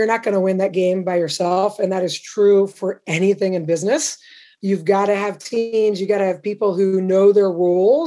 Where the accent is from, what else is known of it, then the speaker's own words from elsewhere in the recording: Indianapolis, Indiana, United States; also born or lived in Champaign, Illinois / Baldwinsville, New York; I grew up basically in the Midwest, Indianapolis, Champaign, Illinois